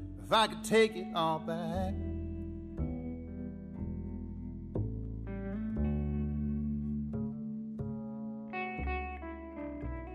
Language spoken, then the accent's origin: English; Louisa, Kentucky, United States; I grew up in Louisa, Kentucky